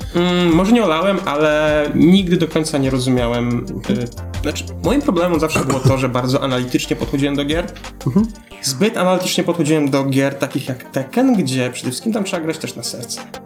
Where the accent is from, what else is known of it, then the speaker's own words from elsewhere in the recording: Poland; jak każdy rodowity Polak